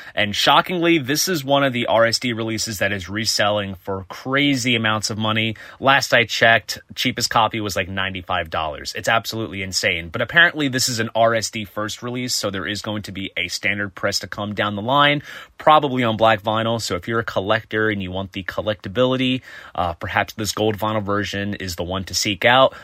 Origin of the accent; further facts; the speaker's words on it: New Jersey, United States; my home state of New Jersey